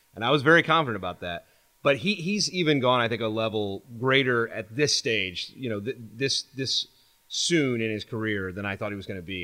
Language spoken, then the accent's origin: English; Louisville, Kentucky, United States; moved away as an adult; also born or lived in Lexington, Kentucky / Illinois; now in New Orleans, United States; I'm from Kentucky originally. Was born in Louisville.